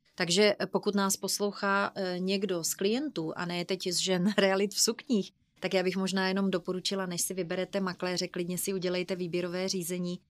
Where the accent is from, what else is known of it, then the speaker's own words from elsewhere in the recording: Brno, South Moravian Region, Czechia; jsme z Brna